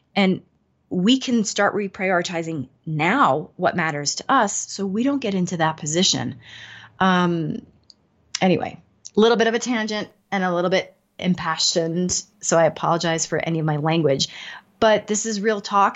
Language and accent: English; New York, United States; now in Denver, United States; I'm in Denver, but I'm from New York. My whole family's in New York